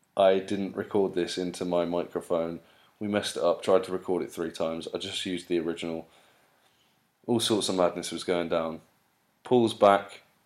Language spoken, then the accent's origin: English; United Kingdom; now in United States; I'm so British